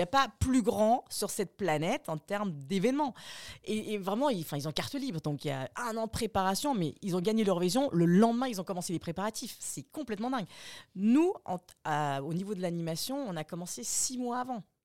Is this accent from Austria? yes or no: yes; Austria; moved away; j'ai grandi en Autriche